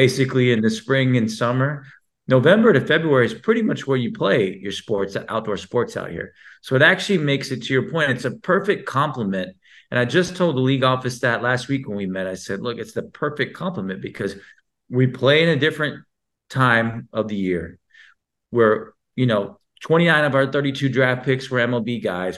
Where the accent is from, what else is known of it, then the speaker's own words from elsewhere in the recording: Houston, Texas, United States; I was born in Texas